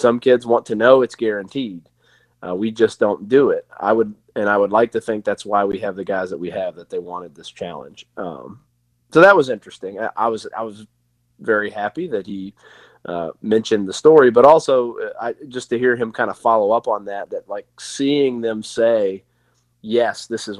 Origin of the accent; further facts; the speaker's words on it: Tennessee, United States; I mean, my whole family, I'm from Tennessee. Everyone in my family sounds like they are straight out of Deliverance.